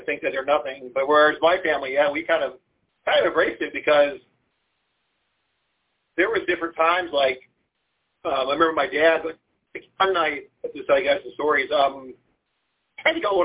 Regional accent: Lorain, Ohio, United States; moved away as an adult; now in Charlottesville, United States; I grew up on Lake Erie, you know, in Lorraine

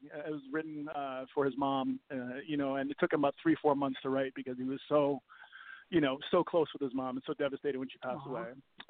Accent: Copenhagen, Capital Region of Denmark, Denmark; moved away; also born or lived in New York / Vancouver; I'm a poor Danish boy who happens to be

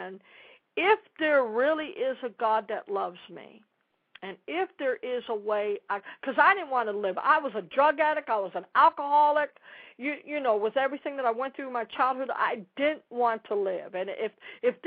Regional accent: Dallas, Texas, United States; I'm from Dallas

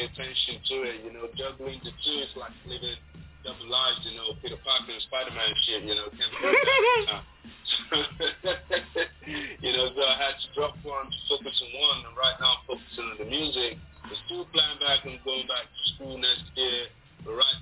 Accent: Lagos, Nigeria; moved away as an adult; also born or lived in Imo State, Nigeria; now in Istanbul, Turkey; I was born and brought up in Lagos, Nigeria

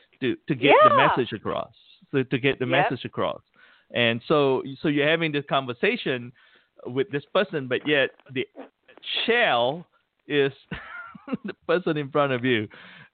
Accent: Malaysia; moved away as an adult; I grew up in Malaysia up to 18 years old

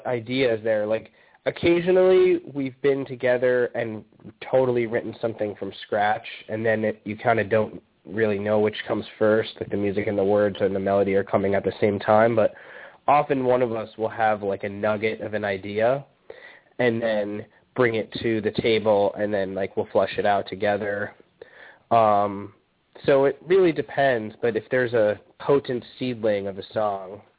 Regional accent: Chicago, Illinois, United States; moved away as an adult; also born or lived in New York; now in Los Angeles, United States; I'm from Chicago, but I lived in New York from the time I was 18 until a couple years ago

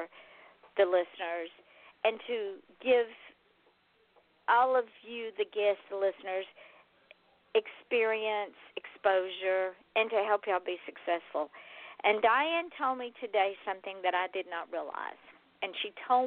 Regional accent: Georgia, United States; now in South Florida, United States; I am from Georgia, born, raised, reared, and then I left. I only left because I came to South Florida

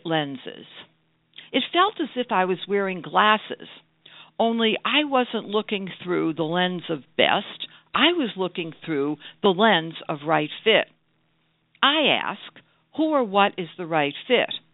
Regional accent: Brookline, Massachusetts, United States; I grew up in Brookline, Massachusetts, the birthplace

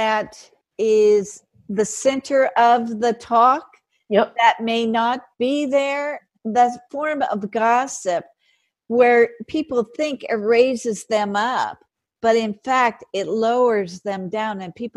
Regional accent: California, United States; I'm a Californian

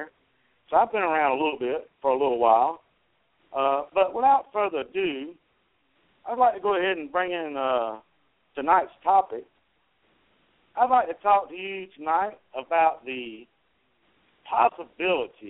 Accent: South Carolina, United States; I am from South Carolina

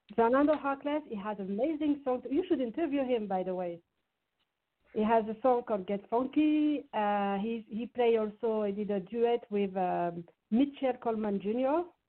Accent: Saint-Étienne, Auvergne-Rhône-Alpes, France; English is a second language; moved away; also born or lived in Paris; Saint Etienne is the name of my uh, hometown. My hometown, which is situated in uh, east, uh, like southeast of France, near uh, Lyon

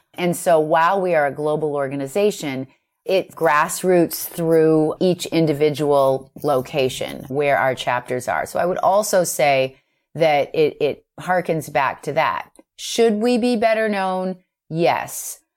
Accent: Boston, Massachusetts, United States; I'm from Boston, and so I was asked to restart the New England chapter.

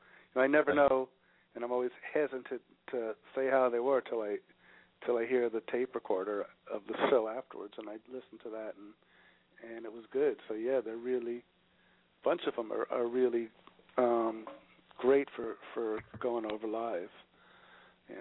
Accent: New York, United States; we're from New York

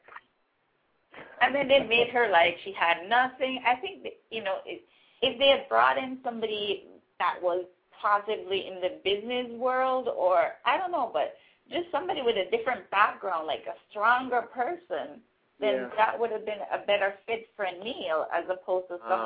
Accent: Jamaica; accent: Caribbean, Jamaican; I am actually from Jamaica

